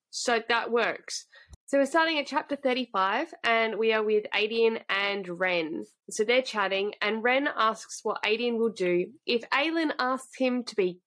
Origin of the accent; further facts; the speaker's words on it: Australia; we're just Australian